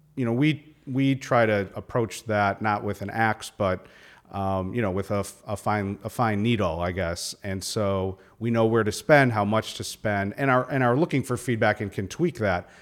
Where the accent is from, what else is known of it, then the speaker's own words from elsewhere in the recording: Milwaukee, Wisconsin, United States; I grew up in Milwaukee